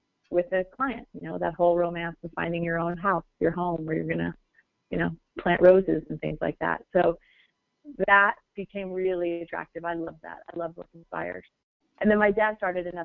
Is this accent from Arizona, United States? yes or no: yes; Phoenix, Arizona, United States; I grew up actually in Moon Valley